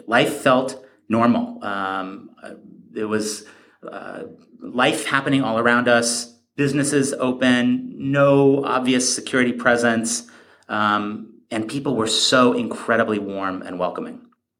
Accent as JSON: {"language": "English", "country": "United States", "tie": "born or raised there", "said": "as a Jew growing up in America in the 90s"}